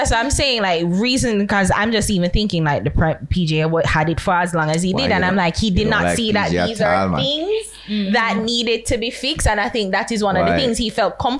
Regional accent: Jamaica; No, I am a Jamaican first.

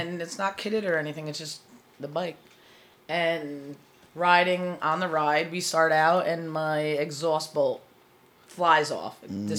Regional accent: Asbury Park, New Jersey, United States; And we're from Asbury Park, New Jersey.

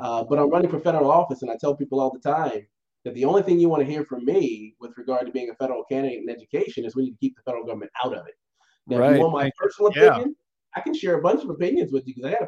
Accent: Virginia, United States; moved away; I'm a country boy at heart. You know, I'm from Virginia originally

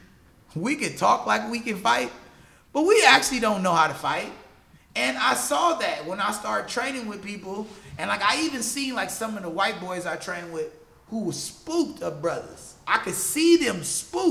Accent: Compton, California, United States; moved away; also born or lived in Inglewood; I'm originally from Los Angeles, born in Inglewood, raised primarily in Compton.

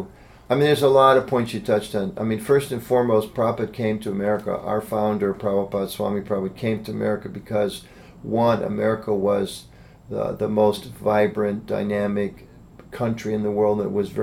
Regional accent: United States; As an American citizen

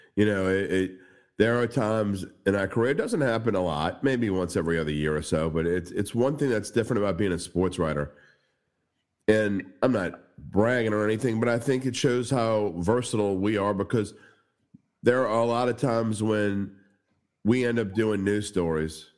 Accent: the West Bank, Louisiana, United States; I'm from the West Bank

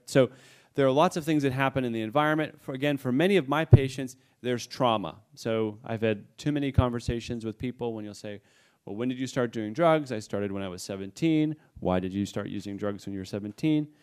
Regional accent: New England, United States; I come from New England

